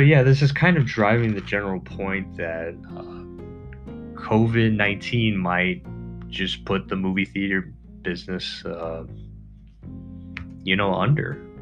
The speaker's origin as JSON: {"language": "English", "country": "United States", "said": "as an American"}